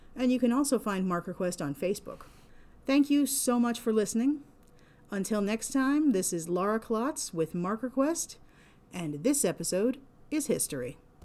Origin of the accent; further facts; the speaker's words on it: Pennsylvania, United States; my home state of Pennsylvania